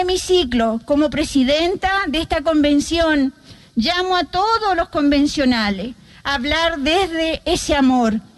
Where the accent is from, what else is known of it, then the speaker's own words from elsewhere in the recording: Chile; La invitación que hace mi pueblo y que siempre hicieron mientras yo crecía